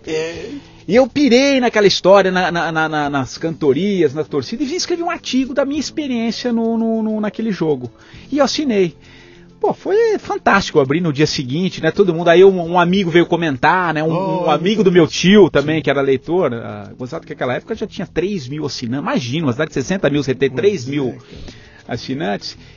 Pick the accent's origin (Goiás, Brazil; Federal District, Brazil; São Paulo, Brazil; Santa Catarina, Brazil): São Paulo, Brazil; Tupã; also born or lived in Campinas; adolescência em Tupã, aqui no interior de São Paulo, e ali já aos 14 anos eu gostava muito de ler